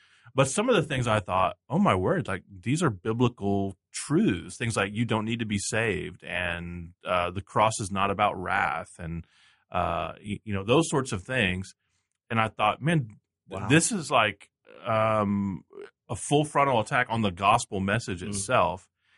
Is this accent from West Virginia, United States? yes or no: no; Texas, United States; I grew up in Texas